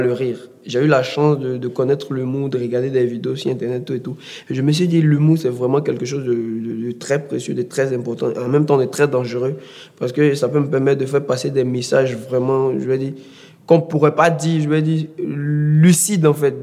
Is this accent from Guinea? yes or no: no; Abidjan, Côte d’Ivoire; chez nous, chez nous à Bobo